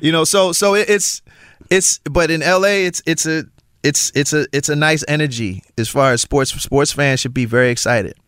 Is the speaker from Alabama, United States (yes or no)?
no; Philadelphia, Pennsylvania, United States; I am from Philly. And I do understand what being in the Super Bowl means for my city